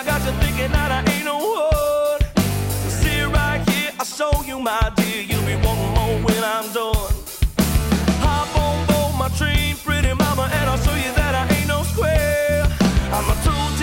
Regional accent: the South, United States; I grew up in the South where tea has to be so sweet it can walk on its own

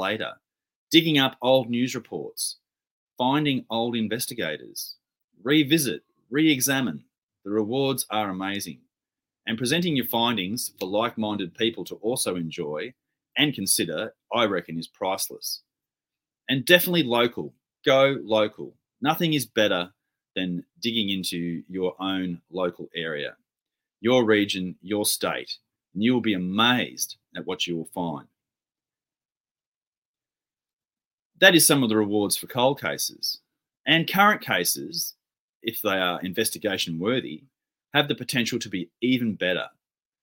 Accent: Victoria, Australia; my home state of Victoria

